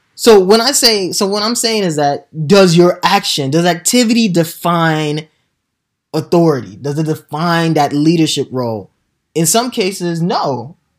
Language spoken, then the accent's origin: English; Nigeria; now in United States; as a young kid growing up in Nigeria